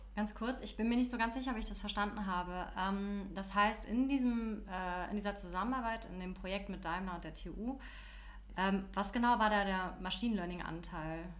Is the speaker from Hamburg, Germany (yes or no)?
yes; Hamburg, Germany; now in Berlin, Germany; ich komme ja ursprünglich aus Hamburg